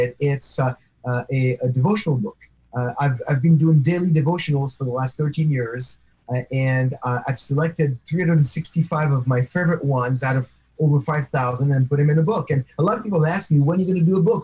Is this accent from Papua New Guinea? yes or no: no; near Paris, Île-de-France, France; moved away; my hometown near Paris on that kosher supermarket that I used to go there all the time because that's where I used to live